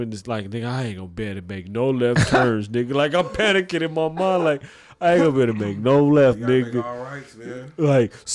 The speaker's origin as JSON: {"language": "English", "town": "Oklahoma City", "region": "Oklahoma", "country": "United States", "said": "Oklahoma City"}